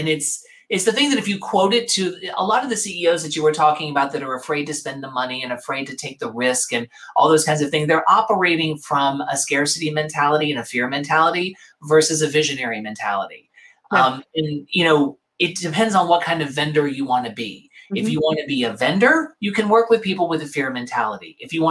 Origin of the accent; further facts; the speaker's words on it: New York, United States; But that's why I'm a New Yorker. No matter where I go, I'm a displaced New Yorker.